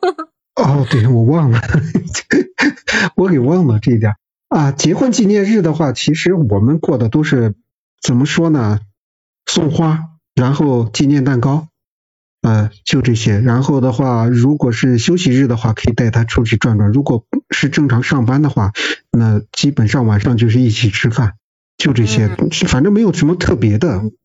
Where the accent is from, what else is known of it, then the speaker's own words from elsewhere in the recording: Xi'an, Shaanxi, China; moved away; 咱们西安那边的话，这个大男子主义还是这种倾向比较严重的